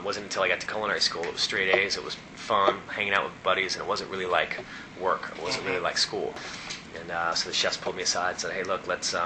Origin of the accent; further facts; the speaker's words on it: Ferndale, Washington, United States; now in New Orleans, United States; Ferndale, Washington is a tiny town. I guess when I was growing up, it was just a little over 4,000 people.